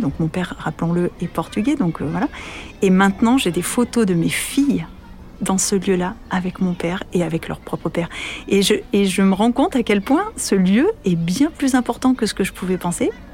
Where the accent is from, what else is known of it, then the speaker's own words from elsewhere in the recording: France; moved away as an adult; also born or lived in United States; française, italo-portugaise, euh, femme de l'Europe ou quoi que ce soit. Je suis loin de mes parents, loin de ma famille, loin de mon pays